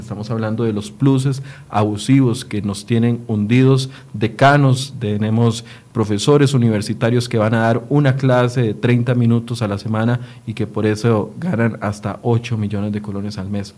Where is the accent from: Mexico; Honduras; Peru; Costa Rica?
Costa Rica; como costarricense